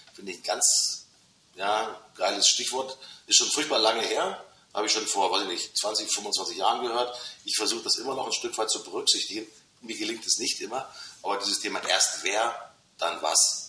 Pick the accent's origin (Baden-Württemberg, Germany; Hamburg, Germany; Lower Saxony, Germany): Hamburg, Germany; das haben wir natürlich als Hamburger